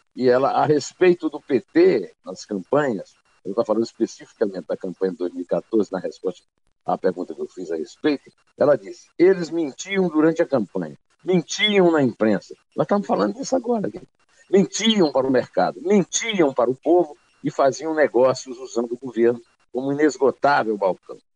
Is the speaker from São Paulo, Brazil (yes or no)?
no; Campina Grande, Paraíba, Brazil; moved away; also born or lived in sertão (Northeast Brazil); Fabulagem, como se diz lá no meu sertão. E na minha adolescência em Campina Grande também se falava assim